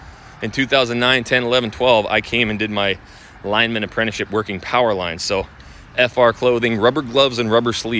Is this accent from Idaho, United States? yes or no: yes; Idaho, United States; now in Houston, United States; I'm from Idaho